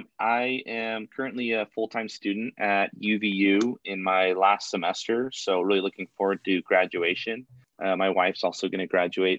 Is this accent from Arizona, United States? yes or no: yes; Arizona, United States; moved away; I'm originally from Arizona, so it'll be nice to get back to my roots